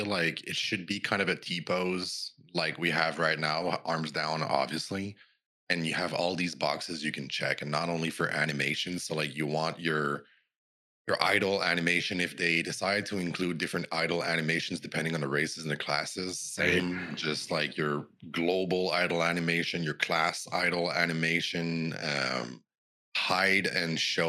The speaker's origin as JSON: {"language": "English", "country": "Canada", "said": "I'm Canadian."}